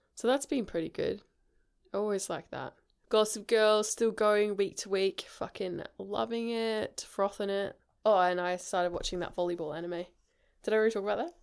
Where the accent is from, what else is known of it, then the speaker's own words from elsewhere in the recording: Australia; also born or lived in England; I said Australian